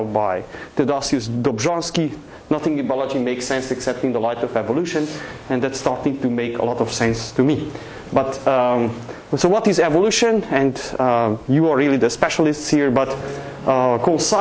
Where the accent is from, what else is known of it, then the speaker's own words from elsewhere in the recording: Transylvania, Romania; moved away; I grew up in Transylvania, Eastern Europe